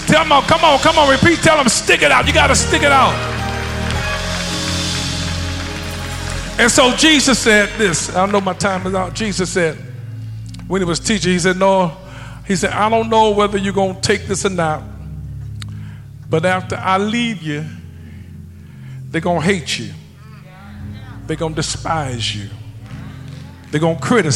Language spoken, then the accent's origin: English; Ohio, United States; moved away; I'm from Ohio originally